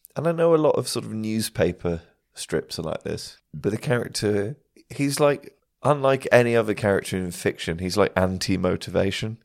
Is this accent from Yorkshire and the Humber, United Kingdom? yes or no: no; Shrewsbury, West Midlands, United Kingdom; when I was growing up in Shrewsbury